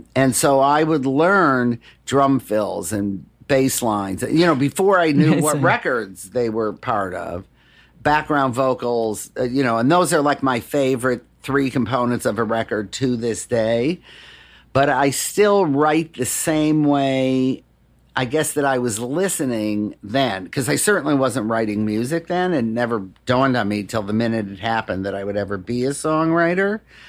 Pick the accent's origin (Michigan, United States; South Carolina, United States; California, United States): Michigan, United States; Detroit; Music in Detroit saved me. My mom passed away when I was pretty young.